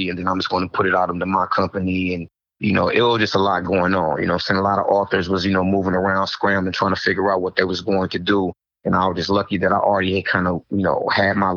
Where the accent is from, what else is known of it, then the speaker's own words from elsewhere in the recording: the Bay Area, California, United States; I'm actually from the Bay